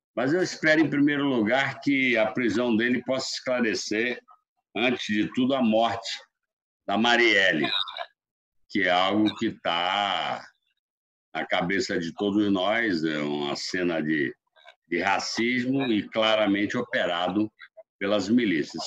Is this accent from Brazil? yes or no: yes; the Northeast, Northeast Brazil, Brazil; eu e Ciro aqui, que somos do Nordeste